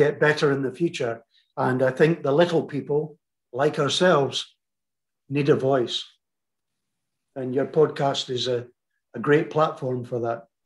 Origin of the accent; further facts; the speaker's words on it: United Kingdom; moved away as an adult; also born or lived in Malvern / Scotland; now in United States; I'm British, and I'll never be anything else. I'm proud, you know? And my home is the UK